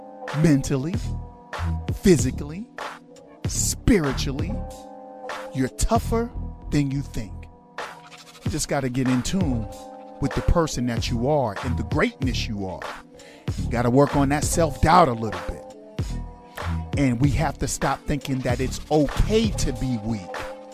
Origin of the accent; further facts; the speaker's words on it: New York City, New York, United States; I'm a New Yorker, man. We eat piping hot pizza out the oven.